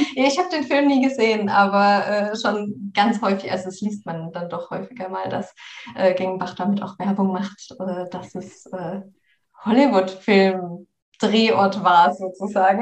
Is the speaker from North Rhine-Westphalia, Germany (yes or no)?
no; between Karlsruhe and Freiburg, Baden-Württemberg, Germany; moved away; Also ich komme aus der Ecke äh, gebürtig. Ich komme aus der, also zwischen Karlsruhe und Freiburg, mhm. aus der Ecke